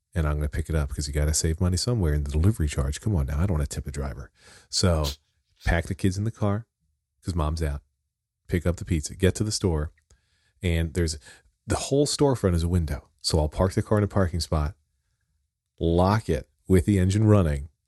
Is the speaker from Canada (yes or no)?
no; Wyomissing, Pennsylvania, United States; I grew up in Wyomissing, Pennsylvania